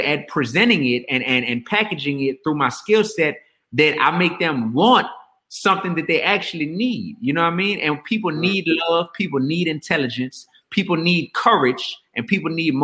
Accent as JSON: {"language": "English", "town": "New Orleans", "region": "Louisiana", "country": "United States", "tie": "born or raised there", "said": "I was still growing up in the Goose, in the Ninth Ward on New Orleans East Side"}